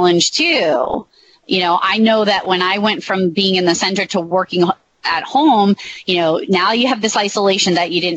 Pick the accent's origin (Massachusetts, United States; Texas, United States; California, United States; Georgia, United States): Massachusetts, United States; I'm from Massachusetts